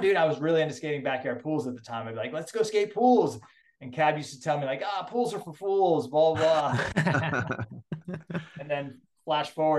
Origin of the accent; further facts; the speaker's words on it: Boston, Massachusetts, United States; moved away; I'm from Boston